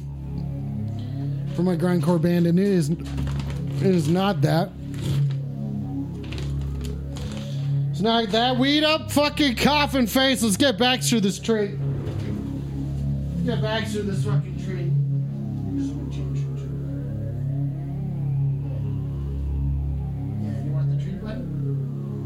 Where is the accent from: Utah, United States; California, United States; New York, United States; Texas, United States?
Utah, United States; I was born in Utah